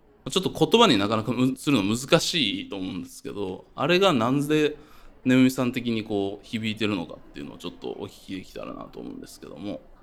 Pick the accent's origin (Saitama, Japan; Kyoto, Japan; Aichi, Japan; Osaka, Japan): Kyoto, Japan; northern Kyoto Prefecture, Japan; 僕、京都の北部出身